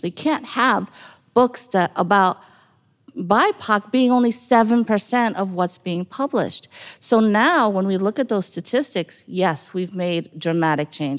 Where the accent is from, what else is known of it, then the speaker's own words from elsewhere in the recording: New York, United States; when I was growing up in New York